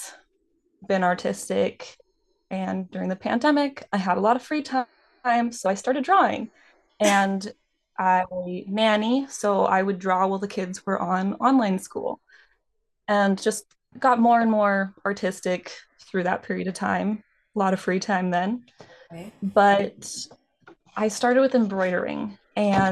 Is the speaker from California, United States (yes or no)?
yes; Redding, California, United States; now in Southern California, United States; I grew up in a very small town that had a lot of Western influence